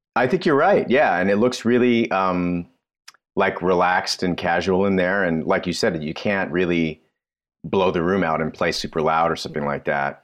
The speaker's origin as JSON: {"language": "English", "town": "Toronto", "region": "Ontario", "country": "Canada", "tie": "born or raised there", "moved": "yes", "said": "I was born and raised in Toronto"}